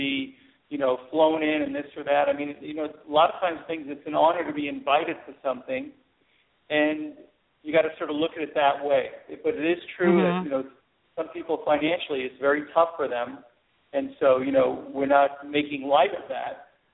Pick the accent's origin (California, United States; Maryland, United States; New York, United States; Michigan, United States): New York, United States; I was from New York